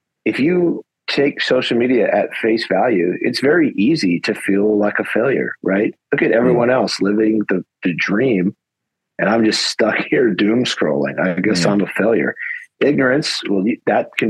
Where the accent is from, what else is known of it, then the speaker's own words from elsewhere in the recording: United States; I'm an American.